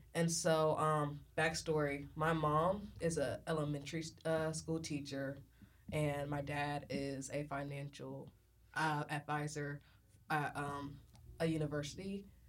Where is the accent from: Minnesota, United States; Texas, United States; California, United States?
Texas, United States; Galveston; I'm from Galveston, Texas